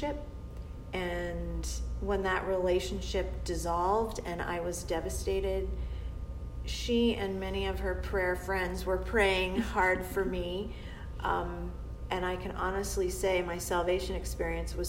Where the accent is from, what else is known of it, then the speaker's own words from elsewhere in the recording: Boston, Massachusetts, United States; also born or lived in southern New Hampshire; I'm a Bostonian. I'm from New England